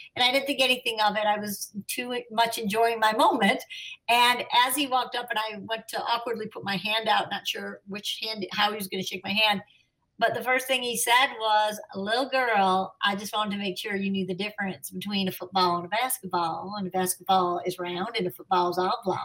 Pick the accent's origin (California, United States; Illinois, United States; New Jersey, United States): Illinois, United States; Chicago; I'm a Chicagoan